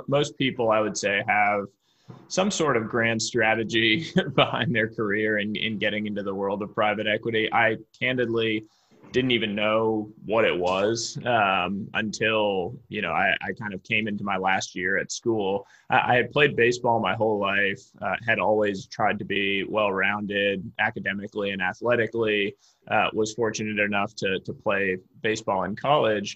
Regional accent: Cambridge, Massachusetts, United States; moved away as an adult; now in Palo Alto, United States; Family lives in Boston, Massachusetts, where I grew up. My father's a professor at Harvard University, so I grew up right just outside Cambridge

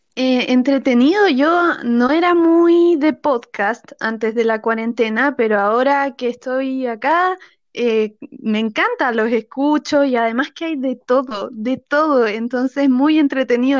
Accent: Chile; also born or lived in Santiago; mi país

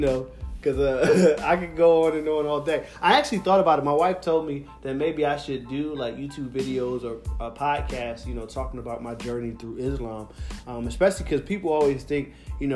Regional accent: Philadelphia, Pennsylvania, United States; I'm from Philadelphia

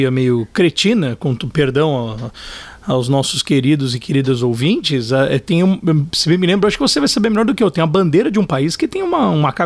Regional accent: São Paulo, Brazil; born there; now in Brasília, Brazil; Porque nasci aqui em São Paulo, no Cambuci, fui batizado lá no Rio de Janeiro, na Nossa Senhora de Copacabana, em Copacabana, e fui morar em Brasília.

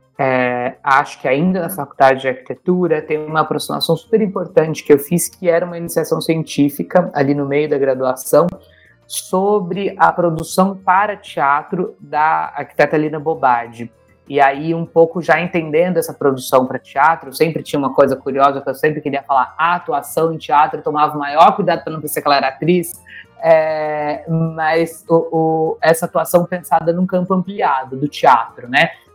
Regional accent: interior of Minas Gerais, Brazil; fiz muitos anos de teatro num, num grupo, em alguns grupos, escolas de teatro é, no interior de Minas Gerais, onde eu nasci

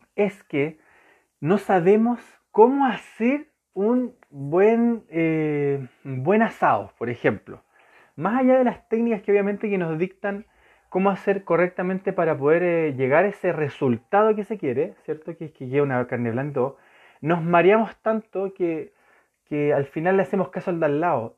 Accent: Chile; Santiago de Chile, yo soy chileno

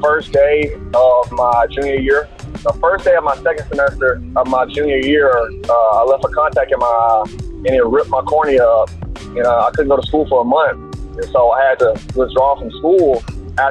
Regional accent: Tuscaloosa, Alabama, United States; I'm originally from Alabama, Tuscaloosa, Alabama.

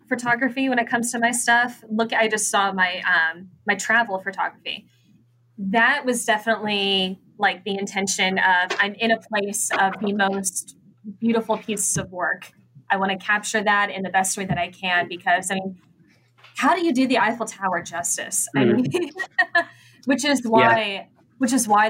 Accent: Tipp City, Ohio, United States; my hometown of Tip City

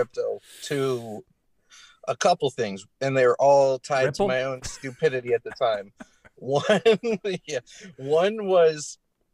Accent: Denver, Colorado, United States; moved away; I'm from Denver originally

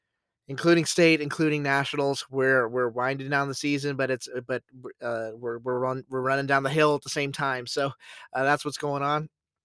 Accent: San Antonio, Texas, United States; my backyard, my hometown. Welcome to San Antonio, Texas.

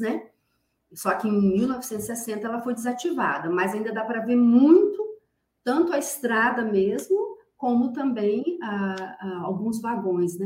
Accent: Paraná, Brazil; moved away as an adult; also born or lived in Rondônia; now in Porto Velho, Brazil; eu sou do Paraná, sou natural do Paraná, estou aqui há trinta anos

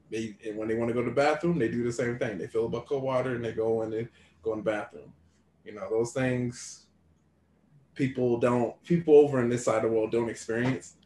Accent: United States; I'm very appreciative of being American

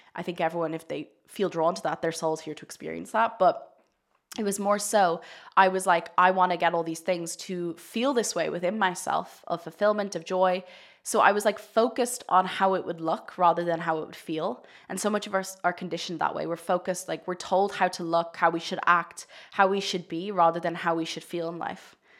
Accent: Ireland; I'm Irish, and in Ireland, we're very much raised to think sex is very shameful

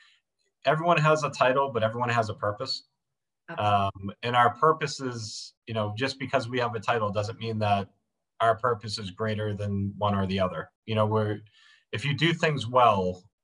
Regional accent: Dunstable, Massachusetts, United States; moved away as an adult; also born or lived in Billerica, Massachusetts / Florida; now in New Hampshire, United States; I grew up in Dunstable, Massachusetts. I'm originally from Billerica. We moved there when I was a kid.

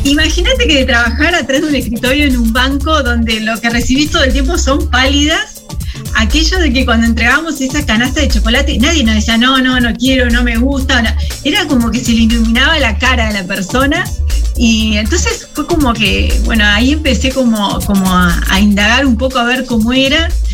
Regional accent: Concepción del Uruguay, Entre Ríos, Argentina; moved away as an adult; now in San José, Uruguay; somos de, Concepción del Uruguay, ahí nomás cruzando el río, cruzando el charco. Eh, somos los dos entrerrianos

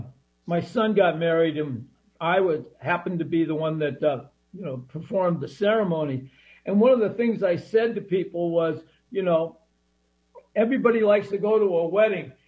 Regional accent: Seattle, Washington, United States; I was brought up in the Equator, West Seattle, White Center area, and Garlic Gulch

